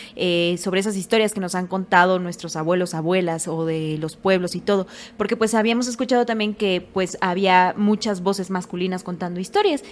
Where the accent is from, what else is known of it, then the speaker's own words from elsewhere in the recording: Oaxaca, Mexico; now in Mexico City, Mexico; yo como oaxaqueña